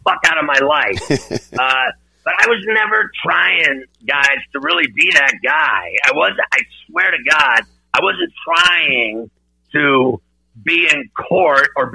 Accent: Pittsburgh, Pennsylvania, United States; moved away; also born or lived in Philadelphia; growing up in Pittsburgh

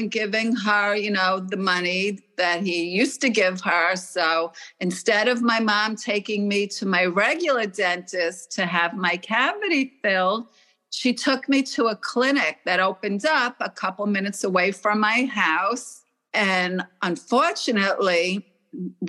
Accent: Oceanside, New York, United States; also born or lived in Stamford, Connecticut; I grew up in Oceanside, New York, but I was actually born in Connecticut, in Stamford, Connecticut

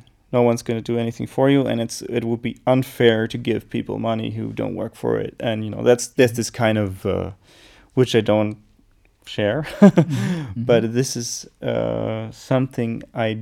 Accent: United States; now in Germany; being like American born, my mother American

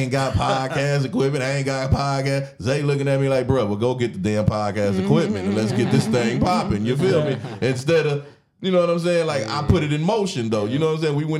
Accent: Wisconsin, United States; I'm from Wisconsin

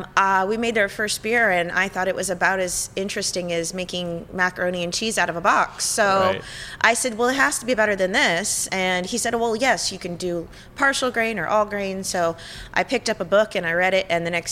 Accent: Sonoma, California, United States; I'm from Sonoma.

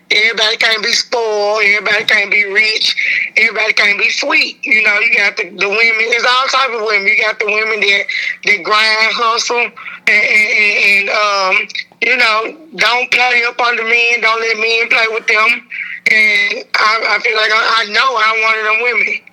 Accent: Memphis, Tennessee, United States; I'm from Westwood. Westwood, but then you know Memphis is all Memphis

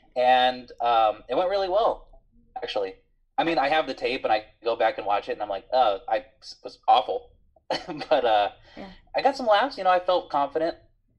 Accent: Los Angeles, California, United States; I'm from San Pedro.

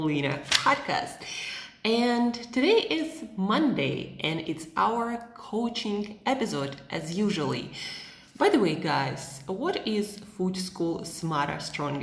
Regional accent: Siberia, Russia; moved away as an adult; also born or lived in United States / Southeast Asia; now in Switzerland; I'm from Siberia

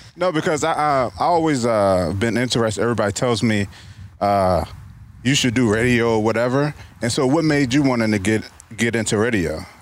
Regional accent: Mechanicsville, Virginia, United States; also born or lived in Richmond, Virginia; I was born in Richmond and moved to Mechanicsville when I was three

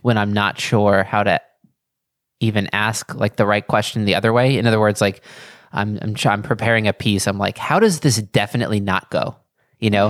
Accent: New York, United States

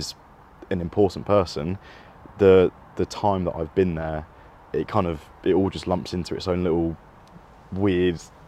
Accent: Cheam, London, United Kingdom; I'm 24, I'm from Cheam

